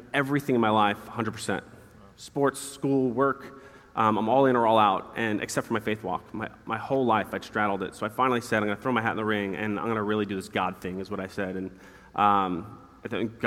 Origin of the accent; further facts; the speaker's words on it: New York, United States; moved away; I grew up in New York, Christian home, got saved at an elementary school